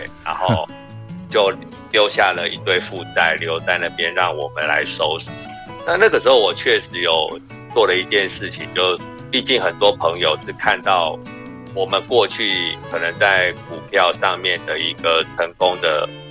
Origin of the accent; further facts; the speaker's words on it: Taipei, Taiwan; 我是台北人嗯。可是我们家都是新竹的客家人，我的父母，到目前为止，我们在对话都还是讲客语